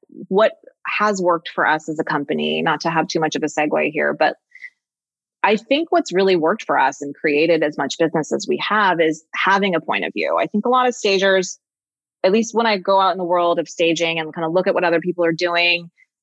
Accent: Los Angeles, California, United States; I grew up in Los Angeles and the whole Laurel Canyon thing and music

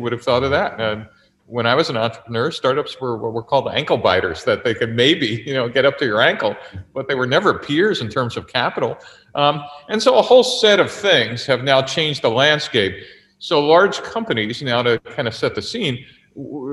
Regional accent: New York City, New York, United States; moved away as an adult; also born or lived in Silicon Valley; I grew up in New York City, a child of immigrants

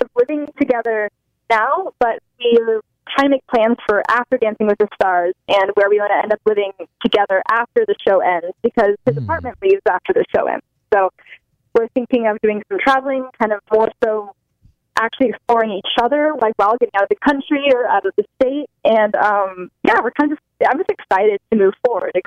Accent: Los Angeles, California, United States; this is my hometown

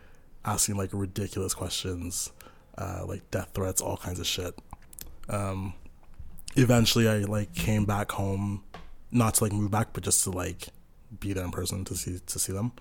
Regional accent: Pickering, Ontario, Canada; also born or lived in Sudbury, Ontario; I grew up in Pickering, Ontario, which is just, like, half an hour from downtown

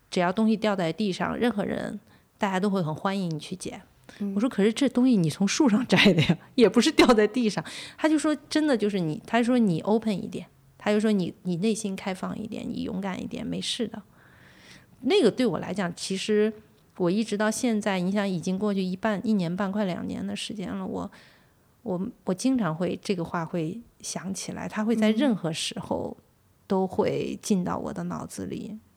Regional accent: China; 我从中国来

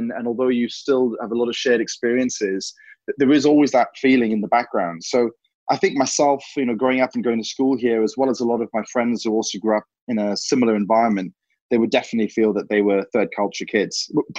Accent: Hong Kong; So, you know, growing up in Hong Kong, it was a very special time because, you know, when your families or your parents are civil servants, back then actually you had a fantastic life

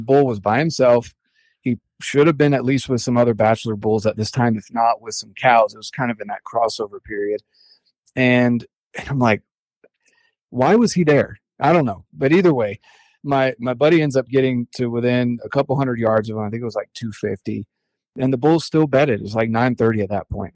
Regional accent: North Carolina, United States; also born or lived in Cherry Point, North Carolina; now in Utah, United States; I'm originally from North Carolina

